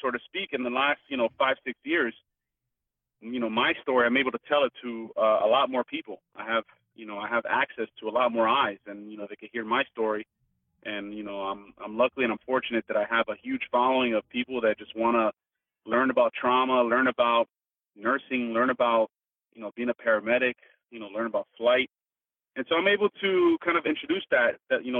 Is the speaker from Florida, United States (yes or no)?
yes; Miami, Florida, United States; I grew up in Miami